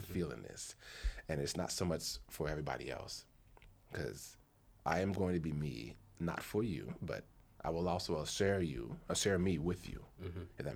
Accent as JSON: {"language": "English", "country": "United States", "said": "me as a man in America, as an American man"}